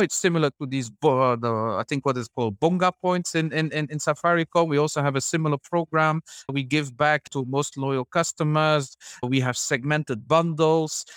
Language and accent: English; Belgium; moved away as an adult; also born or lived in Ivory Coast / Senegal / Gabon / Chad; now in Uganda; originally from Belgium